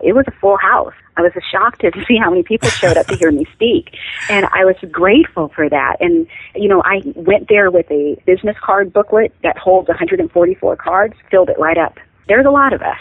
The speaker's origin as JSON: {"language": "English", "region": "Pacific Northwest", "country": "United States", "tie": "born or raised there", "said": "I grew up in the Pacific Northwest, and right now, like you said, I live in Washington on five lovely acres."}